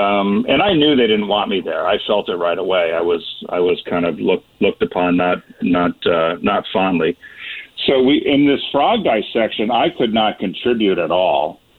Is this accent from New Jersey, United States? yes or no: no; Connecticut, United States; where we grew up in Connecticut, and it was so rural at the time that the high schools were combined, the towns had combined high schools.